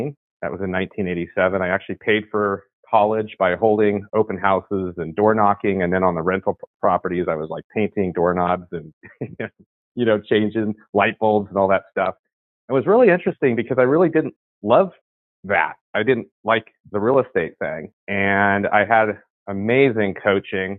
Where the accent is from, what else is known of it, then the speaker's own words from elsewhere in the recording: San Francisco Bay Area, California, United States; I'm from the San Francisco, California Bay Area, right in the heart of, grew up in the Silicon Valley explosion